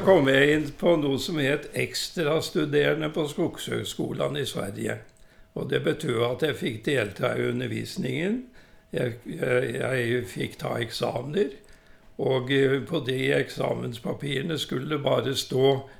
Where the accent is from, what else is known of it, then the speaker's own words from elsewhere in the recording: Kroken, Innlandet, Norway; also born or lived in Oslo; jeg er jo født og oppvokst på Kroken